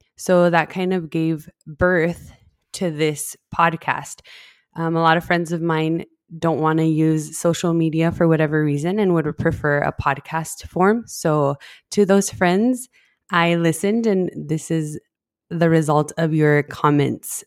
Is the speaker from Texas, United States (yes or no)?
yes; El Paso, Texas, United States; I grew up in El Paso, that's where we're based, El Paso, Texas, and I've been here my whole life